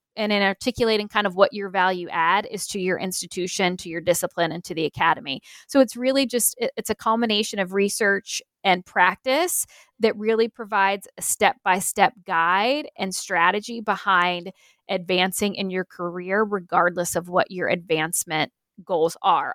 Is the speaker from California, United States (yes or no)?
no; Pennsylvania, United States; moved away; I'm originally from Pennsylvania